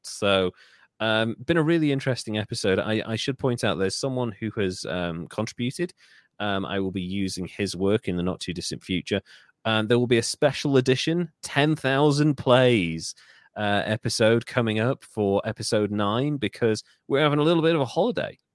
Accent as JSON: {"language": "English", "region": "North Wales", "country": "United Kingdom", "said": "I, I come from North Wales"}